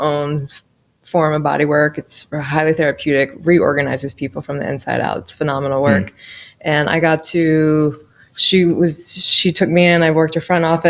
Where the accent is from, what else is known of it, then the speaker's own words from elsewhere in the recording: Milford, Delaware, United States; moved away as an adult; also born or lived in New York / Buenos Aires / Seattle / Hawaii; I'm actually a native Delawarean. I was born in Milford.